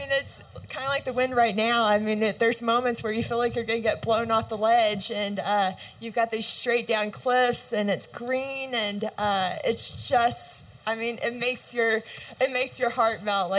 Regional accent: Oklahoma, United States; moved away as an adult; now in Colorado, United States; So I'm originally from Oklahoma, and we just moved up to Colorado. We bought a house last year

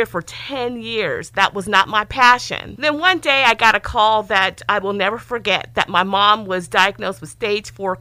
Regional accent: East Palo Alto, California, United States; I grew up in East Palo Alto, so 650 is in the house

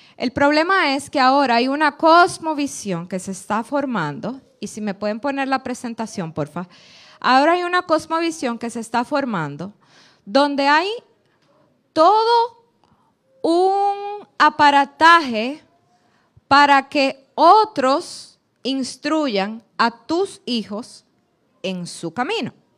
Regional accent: Dominican Republic; Nosotros como dominicanos

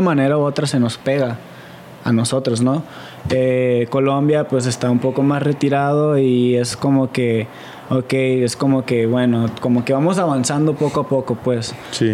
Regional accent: Mexico

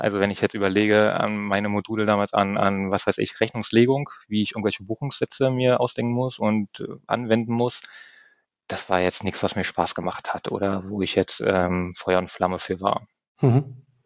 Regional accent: near Eberswalde, Brandenburg, Germany; moved away as an adult; also born or lived in Berlin (Reinickendorf); now in Berlin, Germany; Meine Mutter ist der Liebe gefolgt nach Brandenburg, ein bisschen mehr ins ländliche ähm, Idyll, raus in die Nähe von Emerswalde. Ähm, bin dort aufgewachsen dann, habe dann dort meine Jugendjahre verbracht, mein Abitur gemacht

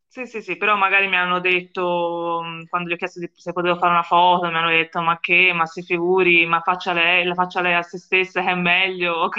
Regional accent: Florence, Tuscany, Italy; io vengo da Firenze, come penso, penso si possa intuire dal mio accento

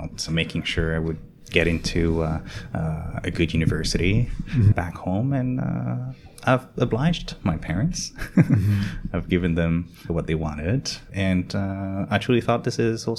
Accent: France; I grew up in France. And my parents emigrated from Vietnam in the 60s

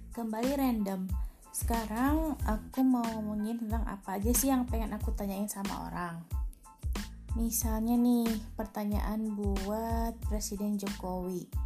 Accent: Central Java, Indonesia; now in West Java, Indonesia; kalau orang-orang Jawa yang kayak aku nih orang Jawa yang ada di Jawa Barat kangen ke sana tapi nggak berani mudik

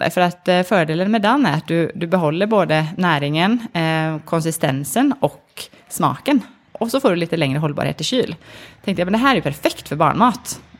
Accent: Sweden; now in Norway; Jag, jag är ganska svensk, men jag har bott i, i, Norge nu i faktiskt 11 år.

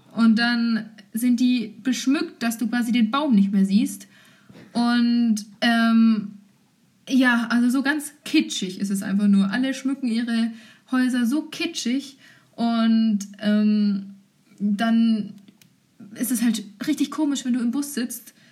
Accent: Germany; ich war eine Deutsche

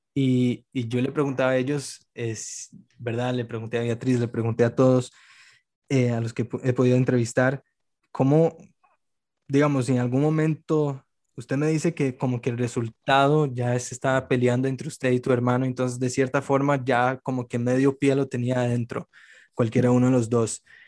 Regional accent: Brazil; yo como soy brasileño

